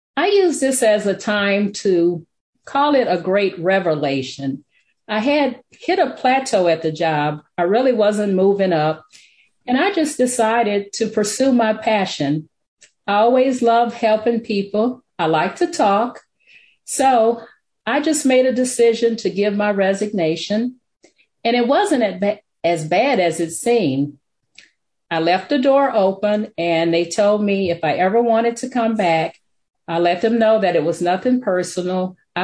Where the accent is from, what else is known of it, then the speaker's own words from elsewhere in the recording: Alexandria, Louisiana, United States; moved away; also born or lived in Detroit, Michigan; I grew up in Alexandria, Louisiana